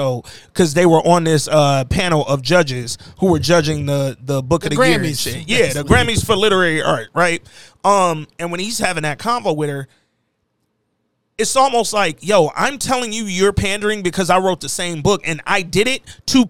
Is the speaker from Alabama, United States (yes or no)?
yes; Hooper City, Alabama, United States; I'm from Hooper City, Alabama